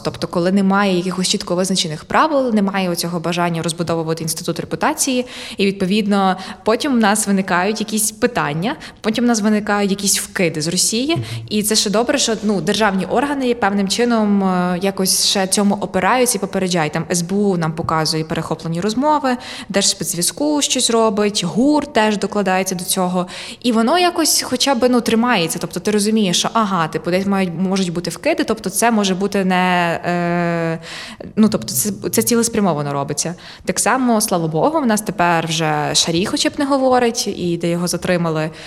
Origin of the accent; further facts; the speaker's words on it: Ukraine; я українка